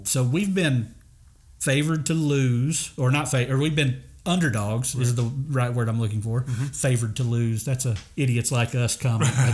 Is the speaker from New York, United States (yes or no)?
no; Kentucky, United States; moved away; I'm from Kentucky